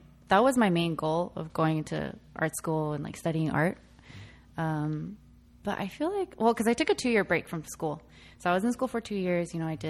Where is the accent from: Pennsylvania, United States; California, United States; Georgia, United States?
California, United States; San Jose; I'm from San Jose.